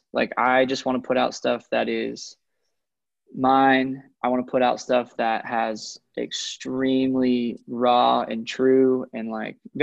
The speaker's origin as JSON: {"language": "English", "town": "Coeur d'Alene", "region": "Idaho", "country": "United States", "tie": "born or raised there", "said": "I'm from Coeur d'Alene, Idaho is the town that I'm from. So I'm like 2 hours south of the Canadian border"}